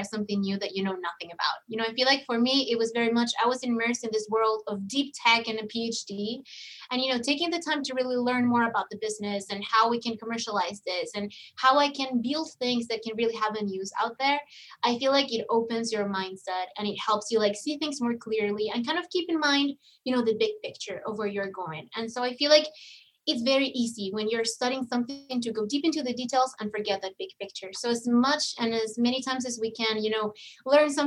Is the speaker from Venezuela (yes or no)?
yes; Venezuela; moved away as an adult; I'm from Venezuela originally.